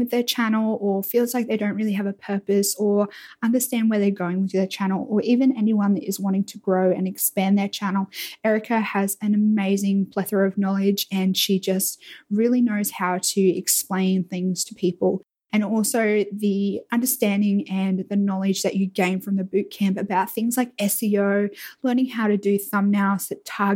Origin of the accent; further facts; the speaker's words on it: Australia; being a Australian YouTuber